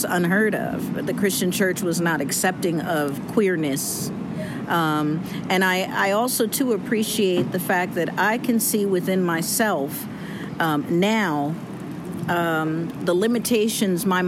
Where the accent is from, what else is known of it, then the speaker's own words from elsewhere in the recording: New Jersey, United States; I'm from Jersey